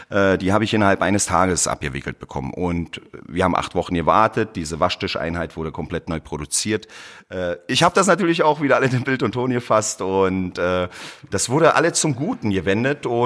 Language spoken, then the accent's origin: German; Berlin, Germany; ich komme aus Berlin, bin in Berlin geboren, habe aber äh, südländische Wurzeln, äh, speziell aus äh, Kroatien.